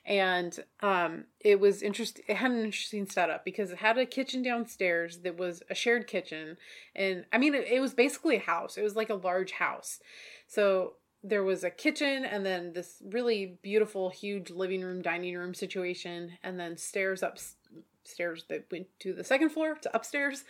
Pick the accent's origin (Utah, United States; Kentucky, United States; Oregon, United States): Oregon, United States; we're from Oregon